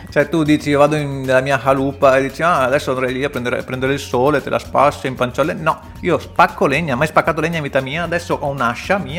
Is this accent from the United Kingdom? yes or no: yes; London, United Kingdom; accent: South London; invece io con la mia pronuncia da sud di Londra